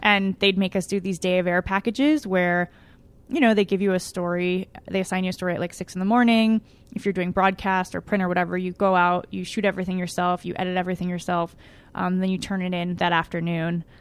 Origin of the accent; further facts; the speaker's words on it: Pasadena, California, United States; I grew up in Pasadena. Uh, I was born here, um, grew up in L